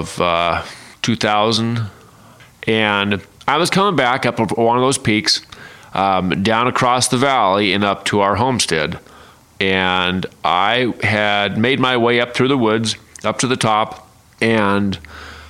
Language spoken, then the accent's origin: English; eastern Multnomah County, Oregon, United States; I was raised in the Pacific Northwest, as we know, eastern Multnomah County, in the foothills of Mount Hood